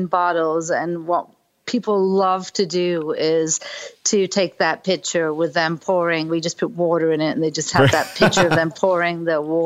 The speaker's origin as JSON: {"language": "English", "country": "United Kingdom", "moved": "as an adult", "lives_now": "Key Largo, United States", "said": "I'm from Britain"}